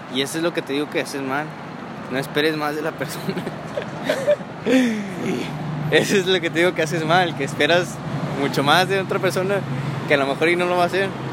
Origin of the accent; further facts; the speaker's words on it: Monterrey, Nuevo León, Mexico; also born or lived in Mexico City; casi desde que llegué aquí a Monterrey. No. Ah. A los 9 años, más o menos.